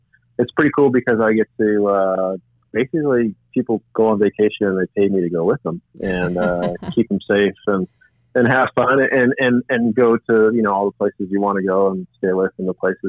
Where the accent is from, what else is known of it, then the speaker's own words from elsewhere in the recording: San Diego, California, United States; growing up in San Diego